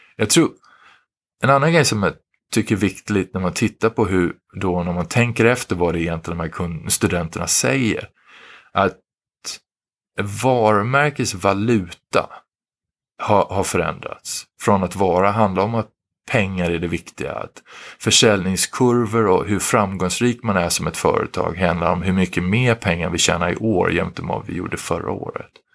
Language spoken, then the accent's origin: Swedish; Sweden; moved away as an adult; now in Philadelphia, United States; vi i Sverige, vi svenskar